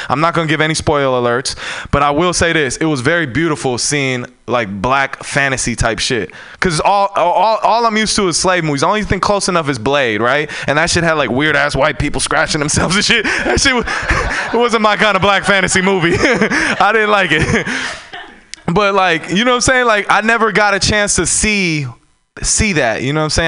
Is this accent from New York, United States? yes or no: no; San Francisco, California, United States; I'm born and raised in San Francisco.